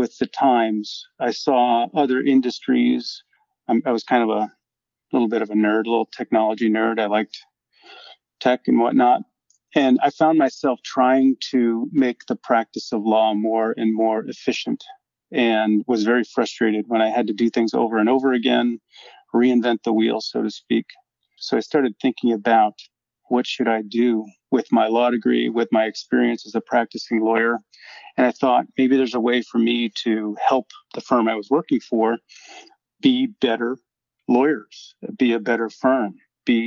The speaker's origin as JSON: {"language": "English", "town": "Syracuse", "region": "New York", "country": "United States", "tie": "born or raised there", "moved": "as an adult", "said": "my hometown of Syracuse, New York"}